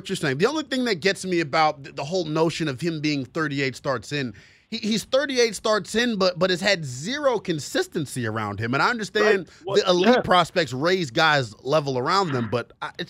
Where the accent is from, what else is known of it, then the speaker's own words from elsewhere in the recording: Gettysburg, Pennsylvania, United States; I'm a Montgomery County cat, Brad. I was born and raised in Gettysburg.